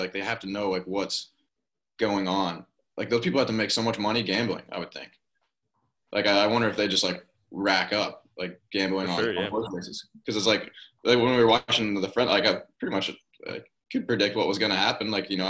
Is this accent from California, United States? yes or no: no; Kentucky, United States; moved away as an adult; also born or lived in North Carolina; I'm from Kentucky, and like we're kind of into horse racing and stuff